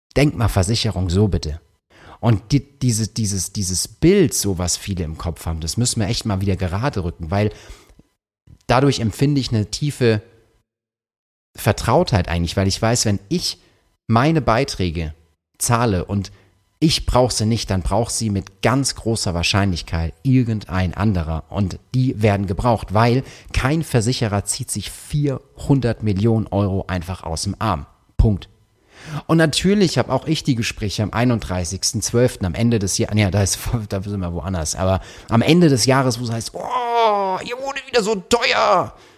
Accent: Karlsruhe, Baden-Württemberg, Germany; ich komme aus Karlsruhe

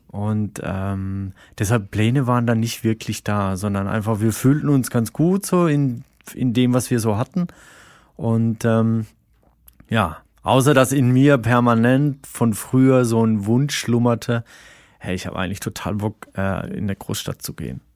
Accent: Rhine-Neckar, Germany; moved away as an adult; now in Berlin, Germany; da, wo ich herkomme, so die, die Rhein-Neckar-Region

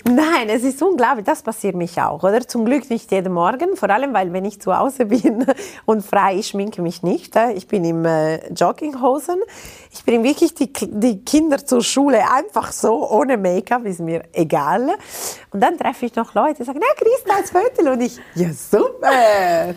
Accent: Ticino, Switzerland; German is a second language; Ich bin ein Tessiner Mensch

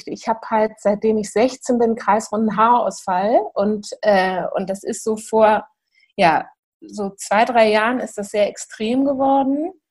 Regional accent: Hamburg, Germany; ich bin aus Hamburg

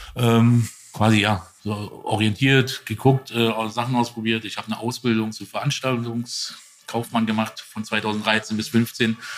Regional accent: Dietzenbach, Hesse, Germany; Ich war in Dietzenbach

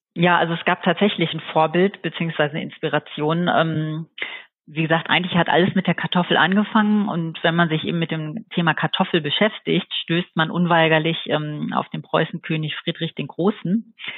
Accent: Dortmund, North Rhine-Westphalia, Germany; now in Eifel, Germany; ich wurde in Dortmund geboren und lebe seit mittlerweile ungefähr zwölf Jahren hier in der Eifel

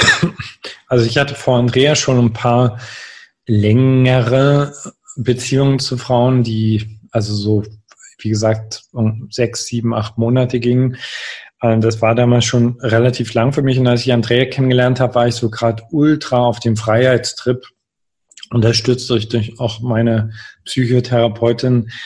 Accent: Görlitz, Saxony, Germany; moved away as an adult; in einer sehr kleinen Stadt groß geworden, Görlitz

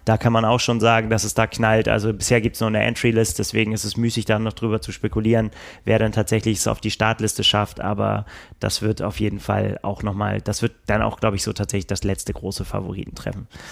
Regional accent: Northern Germany, Germany; wir als Norddeutsche

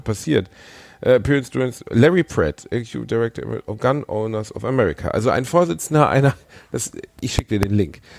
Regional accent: Gelsenkirchen, North Rhine-Westphalia, Germany; ich bin in Schalke geboren

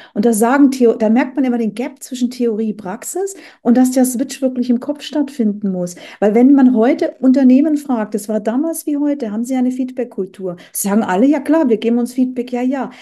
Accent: Bavaria, Germany; now in Hamburg, Germany; ich bin ja aus Bayern

